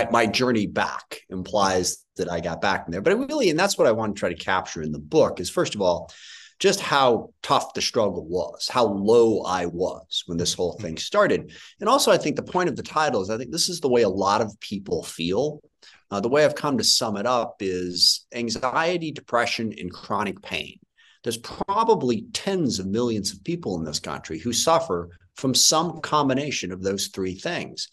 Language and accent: English; SeaTac, Washington, United States; I grew up in SeaTac, which is in the middle of the 9th District.